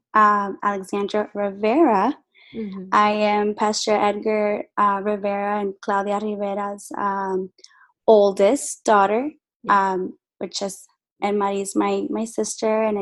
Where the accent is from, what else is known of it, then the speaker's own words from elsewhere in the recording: Guatemala City, Guatemala Department, Guatemala; I am actually from Guatemala. My mm-hmm. family originally is from Guatemala. And I was born in Guatemala City